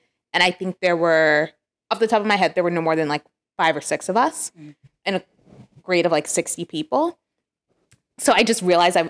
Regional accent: Chicago, Illinois, United States; also born or lived in New Jersey; I am African American, Black American. And first time I was raised, so I was born in New Jersey and we lived in New Jersey until I was 5. And when we moved to Chicago

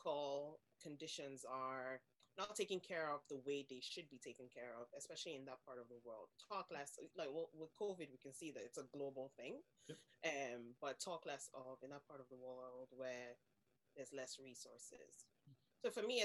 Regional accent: Nigeria; moved away as an adult; now in Ireland; I am from Nigeria originally. I've lived in Ireland for 13 years now

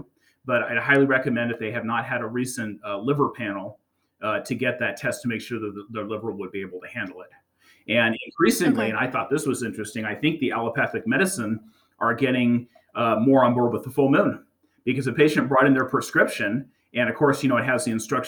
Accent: the Bay Area, California, United States; I grew up in the Bay Area

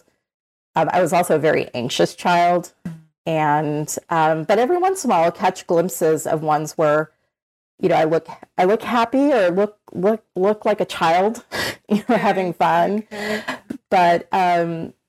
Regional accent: Orange County, California, United States; I grew up in Orange County, California. I've lived in California my entire life

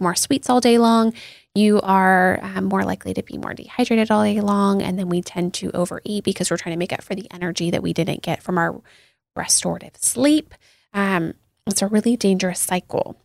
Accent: Seattle, Washington, United States; I grew up in Seattle

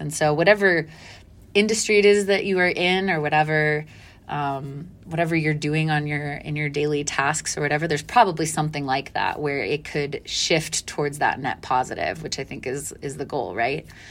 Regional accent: Dallas, Texas, United States; I grew up in Dallas, mostly

